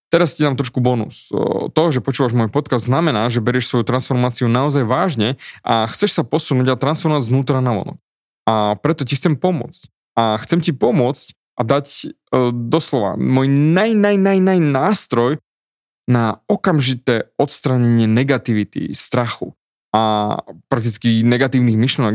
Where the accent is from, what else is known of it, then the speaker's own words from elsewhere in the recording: Slovakia; also born or lived in Austria; som Slovák